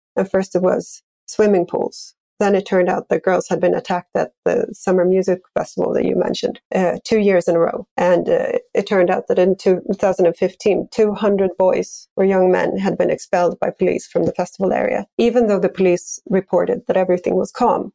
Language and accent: English; Sweden; I grew up in Sweden